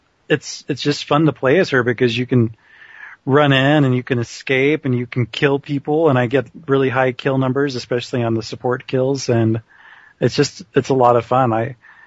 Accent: United States; I'm American

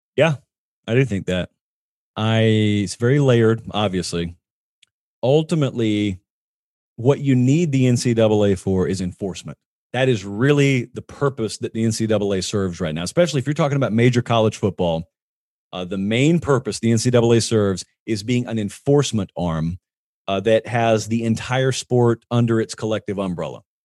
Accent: Columbus, Georgia, United States; moved away; I grew up down in Columbus

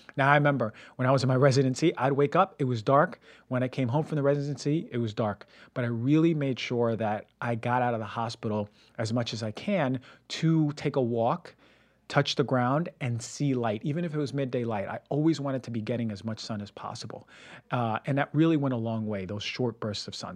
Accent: United States; moved away as an adult; also born or lived in Connecticut / Pennsylvania / Ecuador (ancestry) / Puerto Rico (ancestry); now in West Coast, United States; growing up in New Jersey, New York

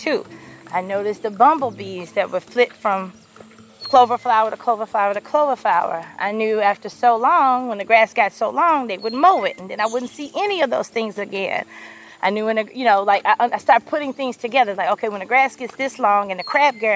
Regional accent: Memphis, Tennessee, United States; now in St. Louis, United States; I grew up in South Memphis, Tennessee

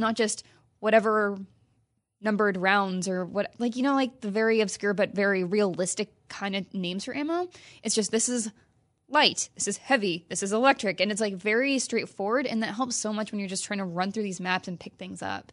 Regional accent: Midwest, United States; now in California, United States; I grew up in the Midwest.

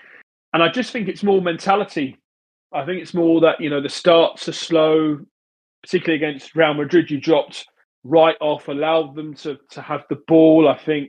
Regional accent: England, United Kingdom; growing up in England, it's a culture that you go to away games

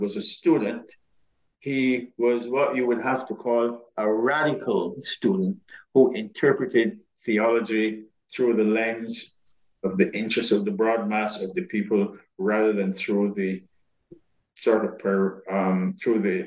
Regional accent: Barbados; in my time growing up in Barbados

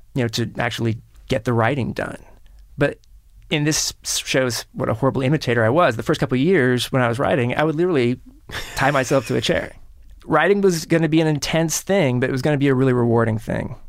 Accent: Kansas City, United States; Kansas City, where I grew up

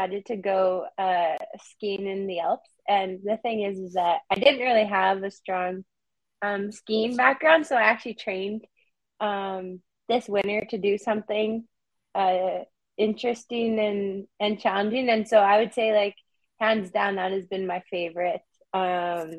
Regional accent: Prince Albert, Saskatchewan, Canada; now in Toronto, Canada; I'm originally from Prince Albert, Saskatchewan, so it's a small city kind of in the north. And so what's so funny is that when I was growing up, like going to the city meant going to Saskatoon

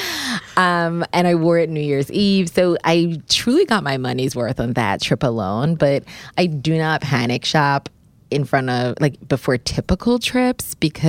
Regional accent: Bermuda; I am from Bermuda, and so summer dressing is just where I thrive.

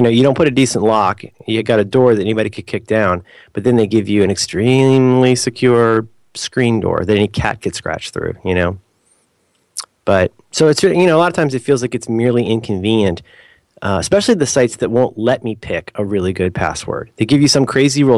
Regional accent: United States; I'm such a terrible, like, normal American

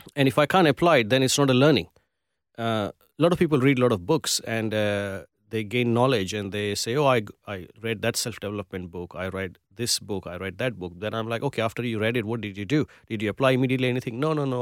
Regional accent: Gujarat, India; also born or lived in Mumbai, India; now in Perth, Australia; I come from Gujarat, which is a Gujarati community

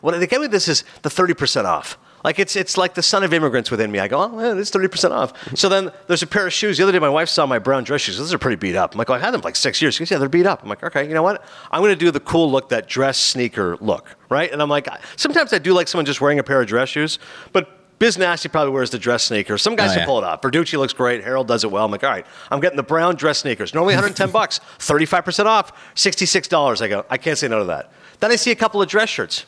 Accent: Kingston, Ontario, Canada; also born or lived in Toronto; I was born in Toronto. I grew up in Kingston a few hours away.

